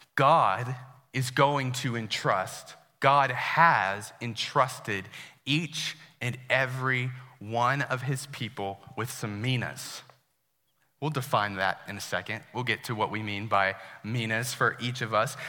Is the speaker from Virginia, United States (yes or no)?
yes; Herndon, Virginia, United States; I grew up here in Herndon